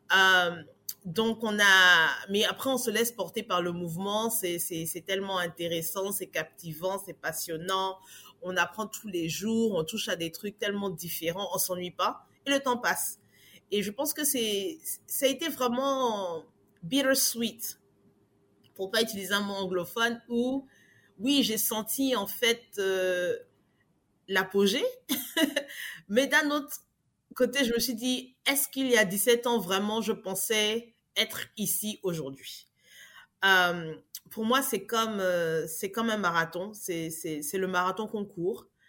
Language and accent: French; Abidjan, Côte d’Ivoire; moved away as an adult; now in Abidjan, Côte d'Ivoire; Je suis née à Abidjan et j'ai grandi à Abidjan, Côte d'Ivoire